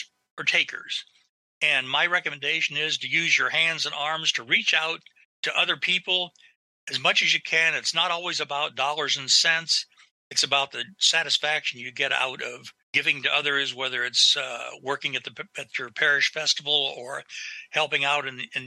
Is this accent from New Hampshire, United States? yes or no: no; northern Ohio, United States; moved away as an adult; now in Columbus, Ohio, United States; I'm originally from northern Ohio, from a very small town